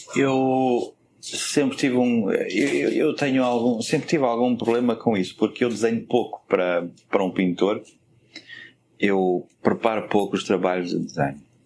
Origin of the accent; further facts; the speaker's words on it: Portugal; moved away; até nós saímos de Portugal